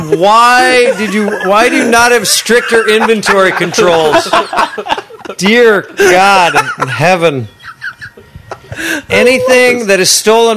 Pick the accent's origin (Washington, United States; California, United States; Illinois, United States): Illinois, United States; Chicago; now in Los Angeles, United States; I grew up in Chicago